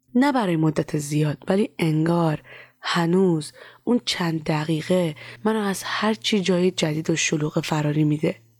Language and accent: Persian; Iran; moved away; also born or lived in Turkey; از ایران که در اومدم